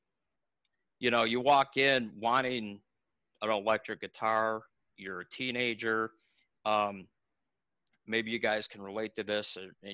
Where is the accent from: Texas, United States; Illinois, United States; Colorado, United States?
Illinois, United States; Libertyville; Libertyville, Illinois, actually is my hometown. I was born there.